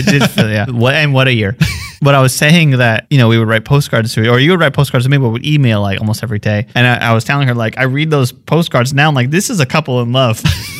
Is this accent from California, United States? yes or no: yes; Los Angeles, California, United States; also born or lived in Humboldt County, California; I'm proud of being Angelino, born and raised. I lived briefly in Northern California